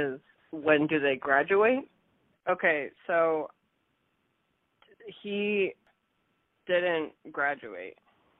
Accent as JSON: {"language": "English", "region": "London", "country": "United Kingdom", "said": "I'm from London. So, yeah, he's a Brit."}